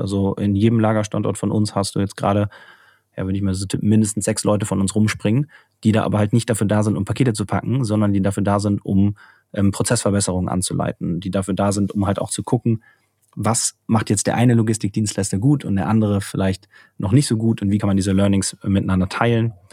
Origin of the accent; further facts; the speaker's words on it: Cologne, North Rhine-Westphalia, Germany; now in Munich, Germany; wir sind beide aus Köln